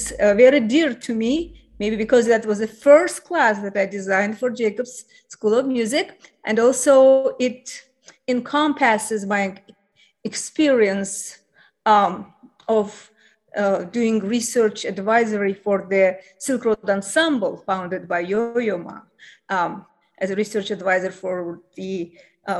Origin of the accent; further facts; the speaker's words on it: Baku, Azerbaijan; moved away as an adult; also born or lived in St. Petersburg, Russia; now in Bloomington, United States; I was born and raised in Baku, Azerbaijan